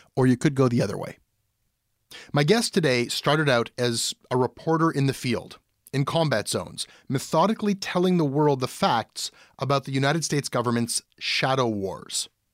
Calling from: Montreal, Quebec, Canada; I'm calling from Montreal and I work in marketing.

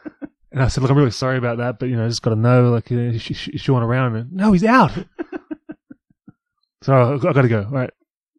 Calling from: New South Wales, Australia; I'm calling from New South Wales.

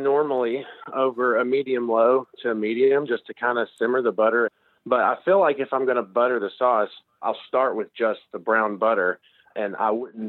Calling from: Sellersburg, Indiana, United States; Hi, this is … I'm from Sellersburg, Indiana.

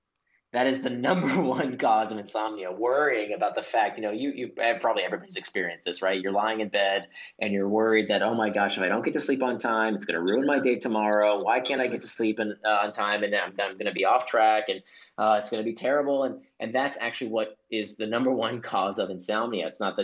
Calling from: Singapore; it is 8:30 p.m. over here in Singapore. I'm calling in from Singapore.

